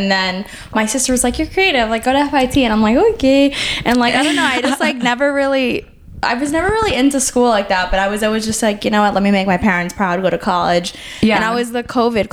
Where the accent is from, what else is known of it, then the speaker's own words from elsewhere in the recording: New York City, New York, United States; So I'm from the Bronx. I'm full Puerto Rican